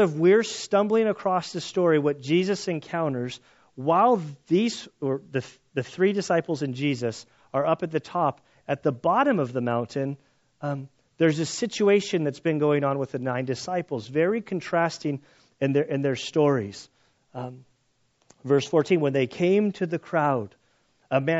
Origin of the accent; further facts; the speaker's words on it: United States; we're Americans